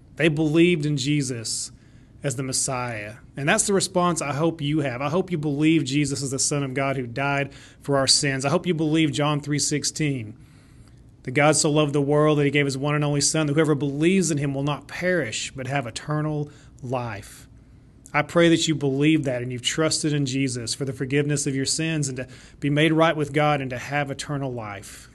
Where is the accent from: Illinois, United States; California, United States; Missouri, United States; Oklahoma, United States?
Oklahoma, United States; Shawnee; Shawnee was actually my hometown